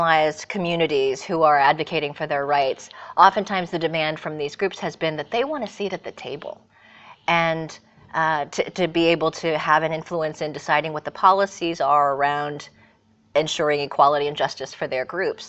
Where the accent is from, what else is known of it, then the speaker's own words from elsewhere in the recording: Bay Area, California, United States; moved away as an adult; now in Barcelona, Spain; raised in California in the Bay Area